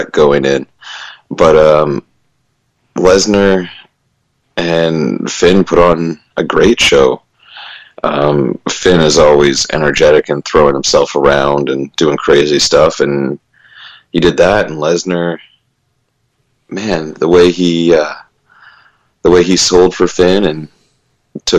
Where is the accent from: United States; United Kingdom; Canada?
Canada; Vancouver Island, British Columbia; moved away as an adult; also born or lived in Calgary / Halifax; I grew up on the West Coast on Vancouver Island. I lived there until I actually moved out to Calgary to start training with Lance Storm